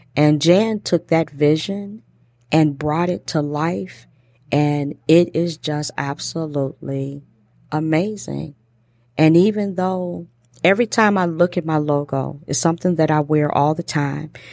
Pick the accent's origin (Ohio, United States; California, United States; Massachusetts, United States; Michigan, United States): Michigan, United States; Detroit; accent: Detroit; my Detroit accent